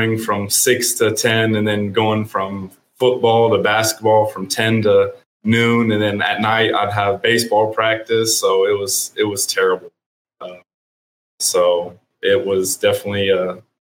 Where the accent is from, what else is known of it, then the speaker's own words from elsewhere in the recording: Kansas City, Missouri, United States; moved away as an adult; now in Edmond, United States; I'm from Kansas City, Missouri